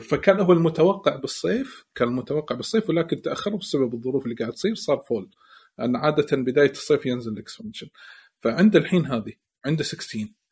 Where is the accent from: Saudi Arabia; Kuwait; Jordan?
Kuwait; عندنا بالكويت